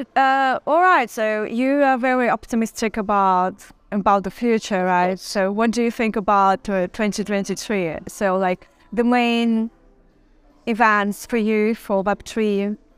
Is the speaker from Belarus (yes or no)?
yes; Belarus; I'm from Belarus